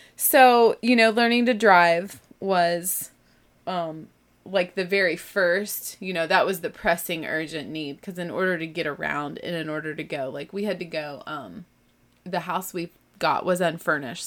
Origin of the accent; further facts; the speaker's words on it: Texas, United States; I'm from the South. I can tolerate heat. I was born in Texas